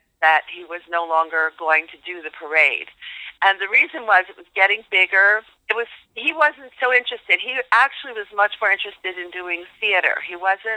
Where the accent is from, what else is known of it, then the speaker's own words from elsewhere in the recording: near Philadelphia, Pennsylvania, United States; I grew up near Philadelphia, Pennsylvania